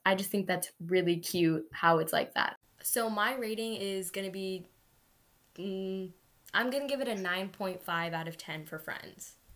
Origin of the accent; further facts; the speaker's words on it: United States; Even though we were born in America, exactly. we identify ourselves as brown, as Indian.